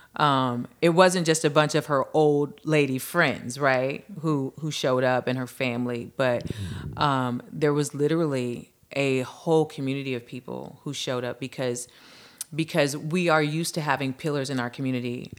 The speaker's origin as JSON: {"language": "English", "town": "Lynwood", "region": "California", "country": "United States", "tie": "born or raised there", "said": "I was born and raised in Linwood, California, which is, um, a neighboring city to Compton"}